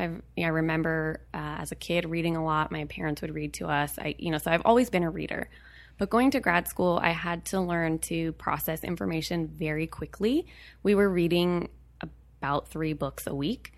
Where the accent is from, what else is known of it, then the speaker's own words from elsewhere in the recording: Berkeley, California, United States; I was born and raised in Berkeley, California